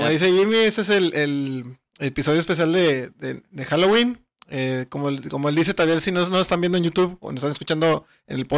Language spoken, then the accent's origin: Spanish; Nuevo León, Mexico; Somos neoleonenses